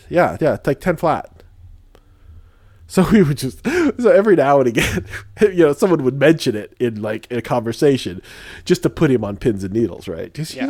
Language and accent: English; Spain; born there; But I was born in Spain. I have an accent that I've affected.